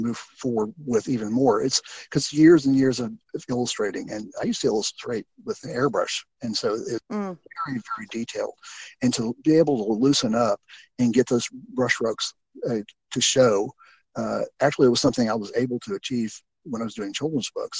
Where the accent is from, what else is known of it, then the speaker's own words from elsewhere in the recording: Houston, Texas, United States; I grew up in Houston